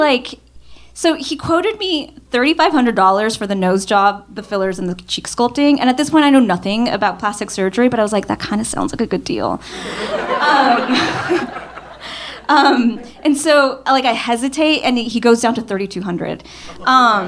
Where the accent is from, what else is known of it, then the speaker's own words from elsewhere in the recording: Southern California, United States; I grew up in Southern California